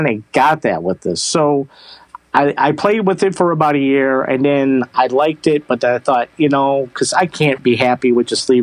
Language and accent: English; Traverse City, Michigan, United States; But I'm from Traverse City, Michigan, and Traverse City, Michigan is the cherry capital of the world.